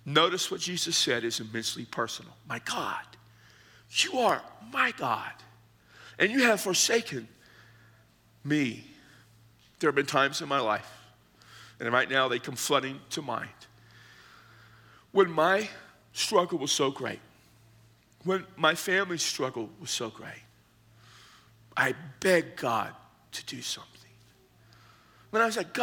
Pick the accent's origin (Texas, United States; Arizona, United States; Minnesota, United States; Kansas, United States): Texas, United States; the Hill Country, South; growing up in South Texas, in the hill country